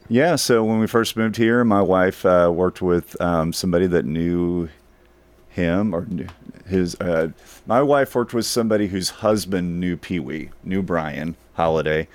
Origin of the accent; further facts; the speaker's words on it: Dallas, Texas, United States; I grew up in North Dallas, a suburb of Dallas